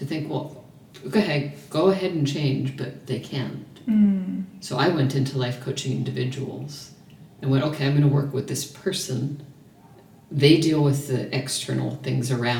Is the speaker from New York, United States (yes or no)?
yes; New York, United States; also born or lived in small town in America; now in Melbourne, Australia; I'm from New York